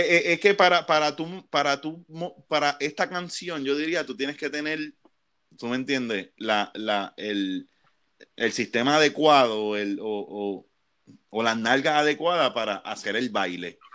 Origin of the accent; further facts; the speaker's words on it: Puerto Rico; como puertorriqueño que nosotros nos criamos en los 90